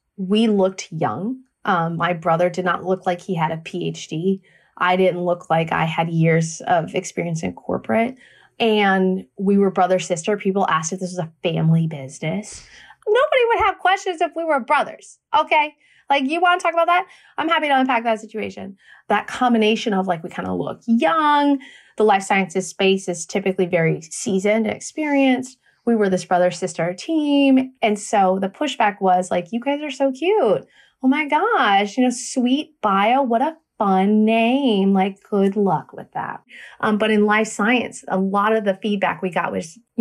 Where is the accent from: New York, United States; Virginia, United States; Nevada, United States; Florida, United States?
Virginia, United States; Fredericksburg; moved away as an adult; also born or lived in Minnesota / San Francisco; now in Memphis, United States; So we were born and raised in Virginia, Fredericksburg.